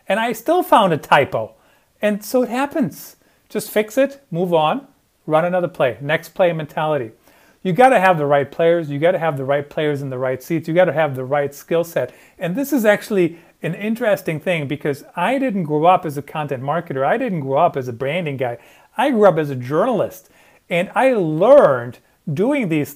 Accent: Germany; moved away; I grew up in Germany

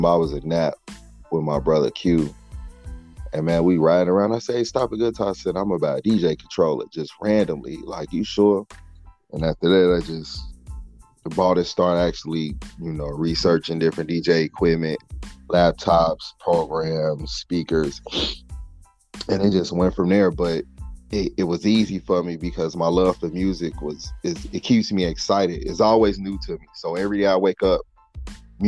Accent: Midwest, United States; I'm from the Midwest

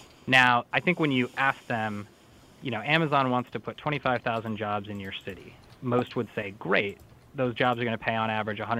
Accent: St. Paul, Minnesota, United States; So I should say that Minnesota is actually my home state. I grew up in St. Paul.

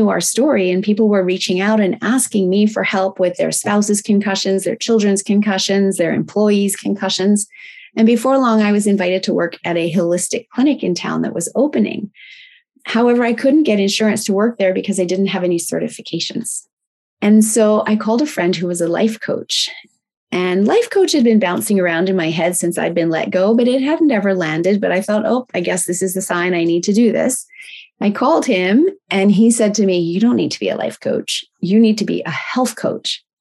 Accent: Tokyo, Japan; And I was raised in Tokyo, Japan, which was a wonderful lifestyle.

